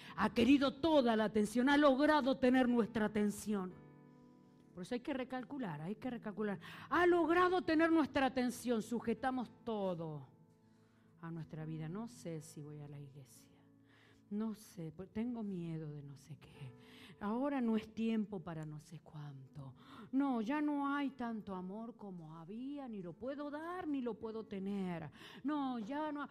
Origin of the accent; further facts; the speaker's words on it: Argentina; yo soy argentina